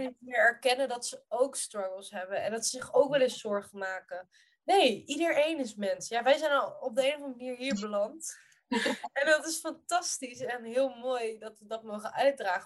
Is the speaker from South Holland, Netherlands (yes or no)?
yes; Rotterdam, South Holland, Netherlands; ik groeide op in Kralingen, in Rotterdam.